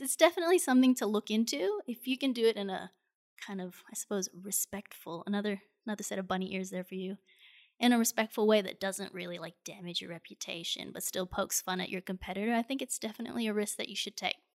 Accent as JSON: {"language": "English", "country": "Singapore", "tie": "born or raised there"}